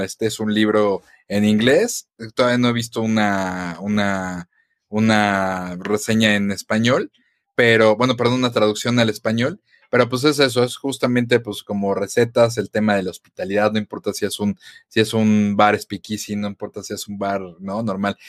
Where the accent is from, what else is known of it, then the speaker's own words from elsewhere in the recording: Mexico; como buen mexicano